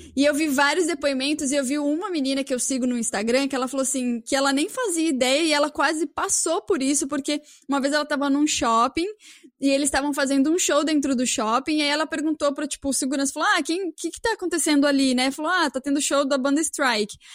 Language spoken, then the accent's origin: Portuguese; São Paulo, Brazil; now in Toronto, Canada; eu sou de São Paulo